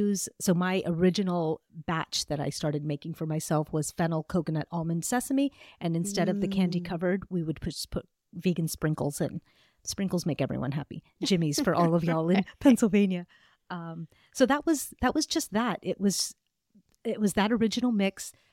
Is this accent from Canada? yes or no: no; Pakistan; I'm originally from Pakistan. My family is from Pakistan.